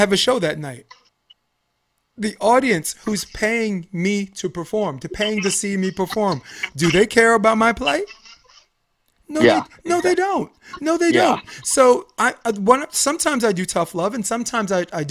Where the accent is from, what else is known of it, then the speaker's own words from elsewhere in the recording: New York, United States; moved away; I'm from New York